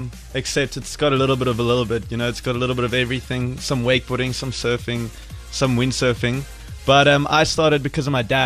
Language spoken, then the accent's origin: English; Stellenbosch, Western Cape, South Africa; my background's pretty much grew up in Stellenbosch, went to Paul Riss.